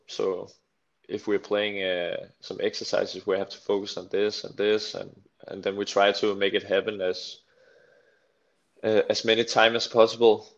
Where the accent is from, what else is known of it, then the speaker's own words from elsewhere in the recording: a little town near Slagelse, between Slagelse and Holbæk, Zealand, Denmark; I come from a little town called Gianelund near Slagelse. It's between Slagelse and uh, Holbæk.